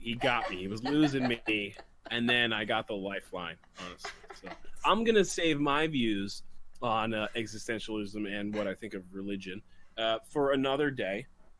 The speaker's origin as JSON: {"language": "English", "town": "New York City", "region": "New York", "country": "United States", "also_born_or_lived": "Bergen County, New Jersey", "said": "And I'm from New York"}